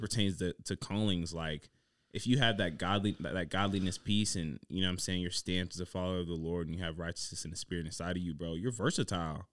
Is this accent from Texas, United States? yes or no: no; Dayton, Ohio, United States; I'm from Dayton, Ohio.